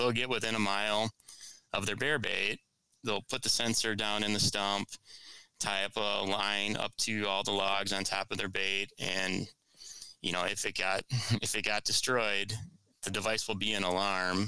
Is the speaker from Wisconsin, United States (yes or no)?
yes; Lake Winnebago, Wisconsin, United States; now in Milwaukee area, United States; I grew up on Winnebago